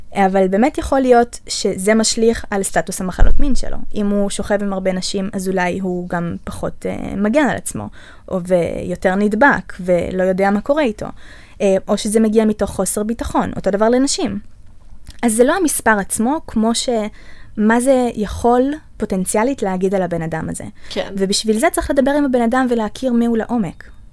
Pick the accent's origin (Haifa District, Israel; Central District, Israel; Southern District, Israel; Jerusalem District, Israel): Central District, Israel; the Center; אני מהמרכז